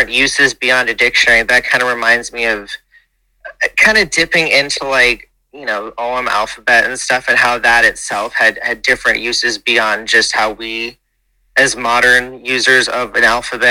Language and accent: English; United States; I grew up on the Rhode Island, Massachusetts border, about an hour south of Boston